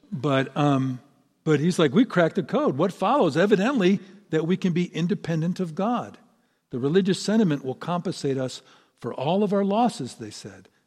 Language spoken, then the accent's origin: English; Ireland; And of course, I'm Irish, so that's not saying a lot, but still.